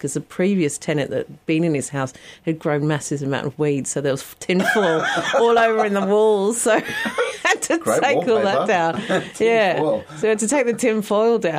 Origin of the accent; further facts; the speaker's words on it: Stanbridge, East of England, United Kingdom; moved away as an adult; also born or lived in North London; I was born in the countryside just north of London in a little village called Stanbridge with two local pubs, because every village has to have at least two pubs, and a church, and a little primary school. So I grew up in a very quiet village up until the age of 11